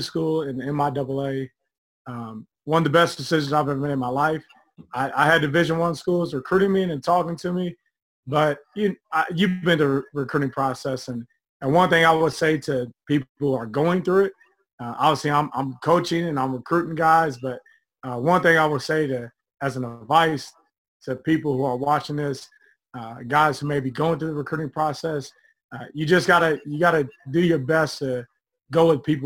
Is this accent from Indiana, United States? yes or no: yes; Evansville, Indiana, United States; moved away; from Evansville, Indiana, born and raised